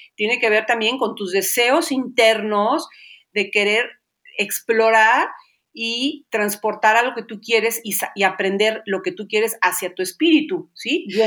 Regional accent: Xalapa, Veracruz, Mexico; soy de Jalapa, Veracruz

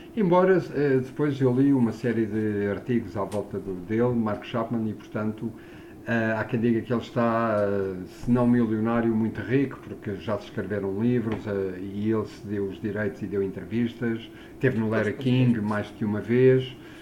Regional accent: Lisbon, Portugal; eu cresci em Lisboa

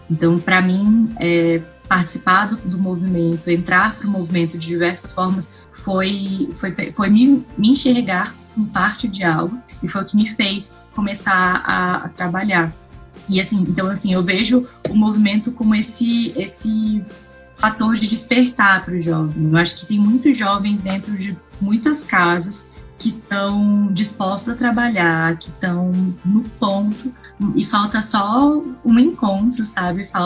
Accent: Recife, Pernambuco, Brazil; eu acho que quando eu vim de, de Recife, as pessoas, elas, elas me tratavam de um jeito...

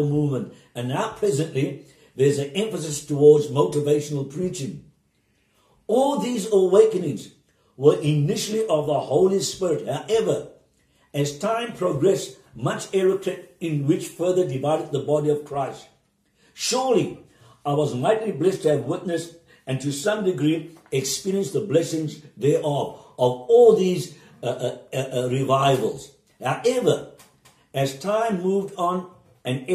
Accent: Cape Town, Western Cape, South Africa; I am a South African privileged to have been born in 15 Pound of Woodstock, Cape Town

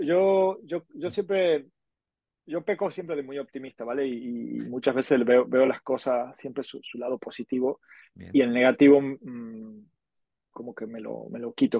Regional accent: Argentina; moved away as an adult; now in Barcelona, Spain; soy argentino, como ya habrán deducido, pero llevo ya 18 años viviendo en Barcelona

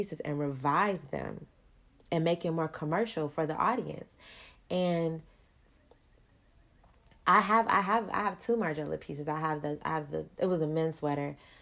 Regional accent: Chicago, Illinois, United States; moved away; also born or lived in Atlanta; I'm originally from Chicago

